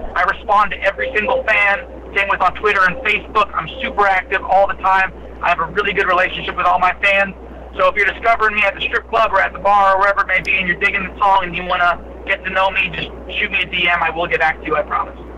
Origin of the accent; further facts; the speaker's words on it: New Jersey, United States; I'm from New Jersey. I was raised on classic rock.